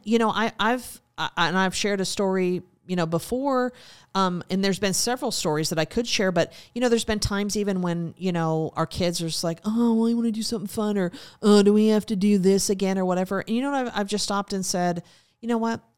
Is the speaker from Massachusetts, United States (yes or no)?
no; Montana, United States; moved away; also born or lived in Alaska; growing up in Montana and, of course, living in Alaska